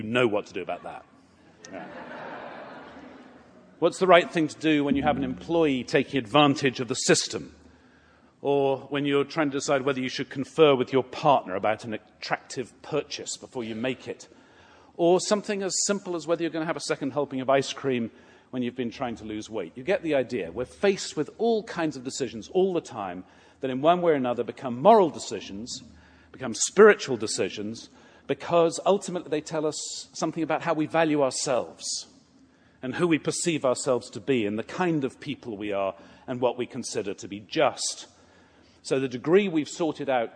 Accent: Atlanta, Georgia, United States; I'm from Atlanta

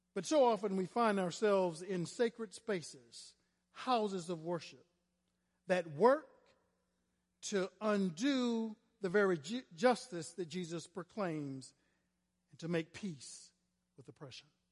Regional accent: Florida, United States; I was a little black gay boy growing up in Florida

